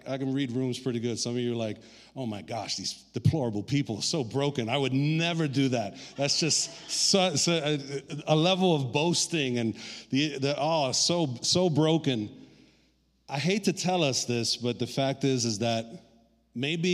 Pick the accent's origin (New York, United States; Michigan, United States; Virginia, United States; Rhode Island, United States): New York, United States; New York City; also born or lived in Puerto Rico; I was raised in Brooklyn since I was 6 months old